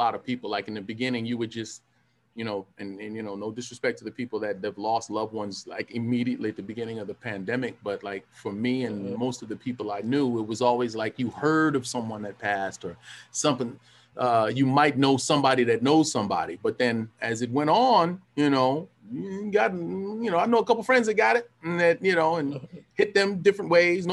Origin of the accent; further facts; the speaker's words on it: California, United States; I'm from California